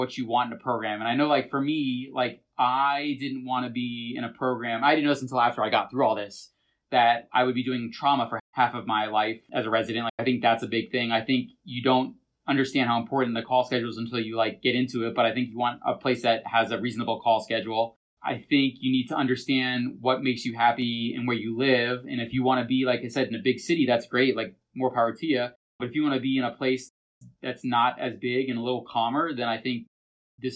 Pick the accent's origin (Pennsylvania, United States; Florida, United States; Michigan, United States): Florida, United States; now in New Hampshire, United States; I'm from Florida